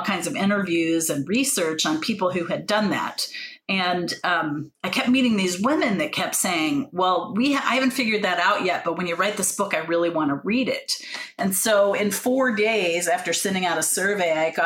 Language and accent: English; Jackson, Ohio, United States; moved away; I grew up in the Midwest in Southern Ohio, small town